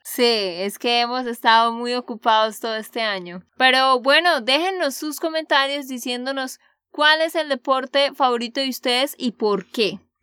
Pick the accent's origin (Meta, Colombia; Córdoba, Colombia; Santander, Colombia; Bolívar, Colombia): Santander, Colombia; de Santander, Colombia